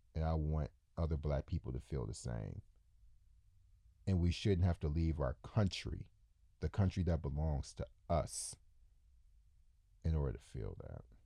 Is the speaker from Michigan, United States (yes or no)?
yes; Detroit, Michigan, United States; moved away as an adult; also born or lived in New York; now in Ukraine; I grew up in Detroit, which is the largest black city in America